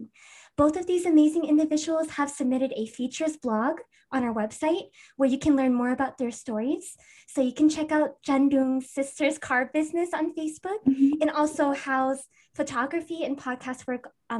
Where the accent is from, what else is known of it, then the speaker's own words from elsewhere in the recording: United States; So we were born in America.